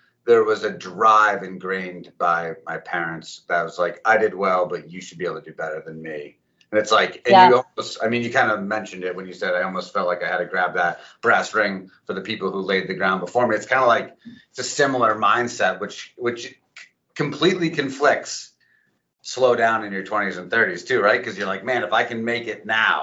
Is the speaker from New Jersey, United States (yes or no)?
yes; New Jersey, United States; I was born in Jersey